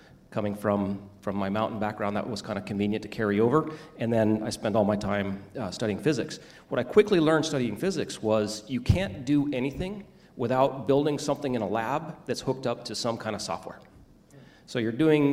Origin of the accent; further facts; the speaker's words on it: Squaw Valley, California, United States; also born or lived in Reno, Nevada; I grew up in Squaw Valley